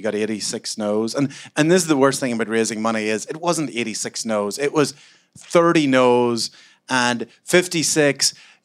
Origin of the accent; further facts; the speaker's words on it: Ireland; I'm Irish.